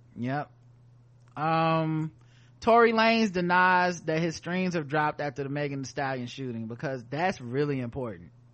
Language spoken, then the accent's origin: English; the South, United States; we're from the South